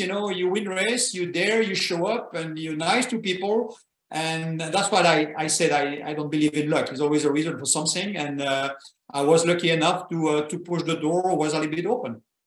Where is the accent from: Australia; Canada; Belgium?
Belgium; moved away; I was born in Belgium